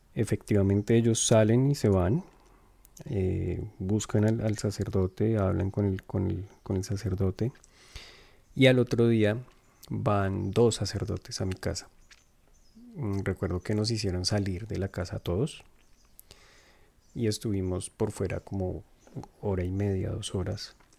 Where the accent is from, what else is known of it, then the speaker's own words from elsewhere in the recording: Colombia; now in Montreal, Canada; soy de Colombia, pero actualmente vivo en Montreal, Canadá